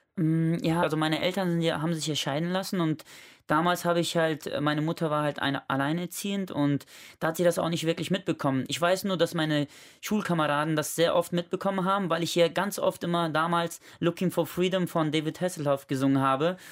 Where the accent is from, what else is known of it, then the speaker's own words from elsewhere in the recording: Germany; ich bin in Langfeld geboren